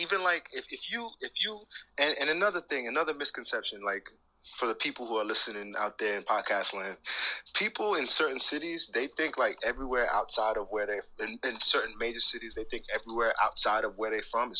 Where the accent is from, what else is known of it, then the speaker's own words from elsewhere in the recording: Rockland County, New York, United States; I'm from Rockland County, so niggas in the boroughs, they consider that upstate, right?